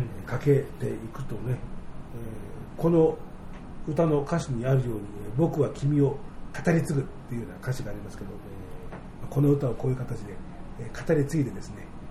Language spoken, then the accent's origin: Japanese; Tokyo, Japan; 東京の人間、僕のようにずっと東京に住んでる人